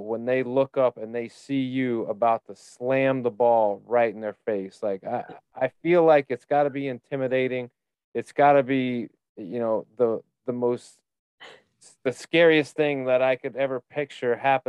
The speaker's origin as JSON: {"language": "English", "region": "Indiana", "country": "United States", "tie": "born or raised there", "said": "growing up in Indiana on 40 acres, where when you do go to church, you're seeing everybody in the town at once."}